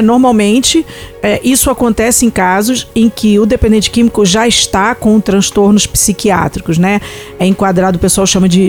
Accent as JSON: {"language": "Portuguese", "region": "Rio de Janeiro", "country": "Brazil", "said": "Quando você vai para cidade como Rio de Janeiro, de onde eu vim, ali sim o trem é pesado, o trem é ruim."}